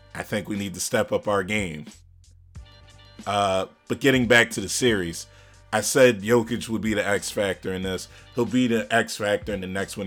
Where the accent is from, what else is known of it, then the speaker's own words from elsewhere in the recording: Philadelphia, Pennsylvania, United States; I'm from Philly